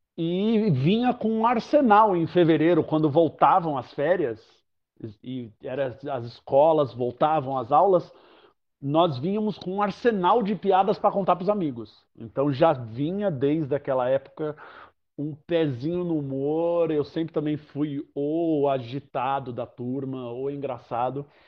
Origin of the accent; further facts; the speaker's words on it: São Paulo, Brazil; sou nascido, crescido e poluído em São Paulo. É, sempre morei em São Paulo, na zona norte de São Paulo